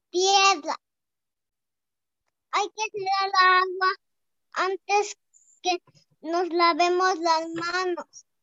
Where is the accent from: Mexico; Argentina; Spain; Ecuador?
Ecuador; Quito, Pichincha; Yo soy de Quito, en Ecuador.